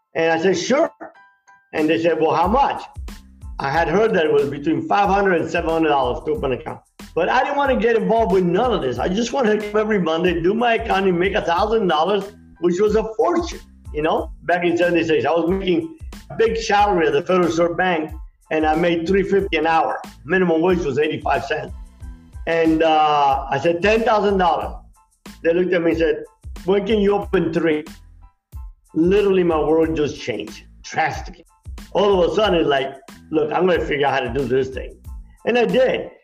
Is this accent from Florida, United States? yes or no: yes; Miami, Florida, United States; also born or lived in Cuba; I came early in the 60s in Miami where it was pretty rough growing up.